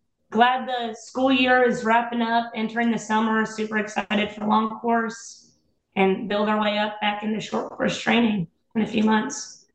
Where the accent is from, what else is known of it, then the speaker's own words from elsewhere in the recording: Louisville, Kentucky, United States; I'm from Louisville